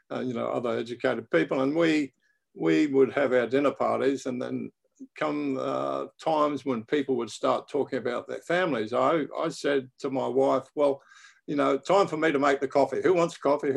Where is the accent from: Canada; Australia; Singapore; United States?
Australia; Brisbane, Queensland; I was born in Brisbane, Australia.